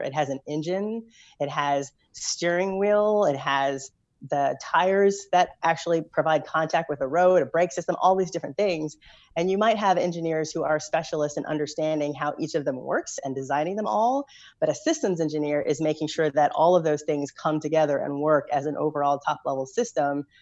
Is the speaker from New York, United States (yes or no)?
no; Louisville, Kentucky, United States; I grew up in Louisville, Kentucky